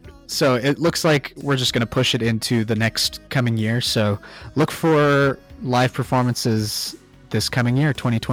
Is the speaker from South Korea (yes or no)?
no; Thailand; because I grew up in Thailand, every summer we'd go back to the States, or every other year we'd go back to the States